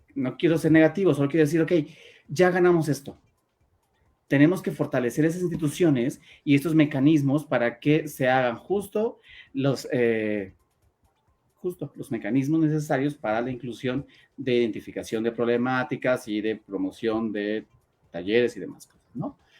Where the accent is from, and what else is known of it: Mexico